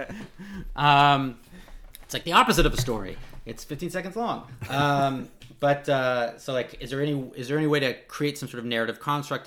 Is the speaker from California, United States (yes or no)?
yes; Los Angeles, California, United States; I'm from Los Angeles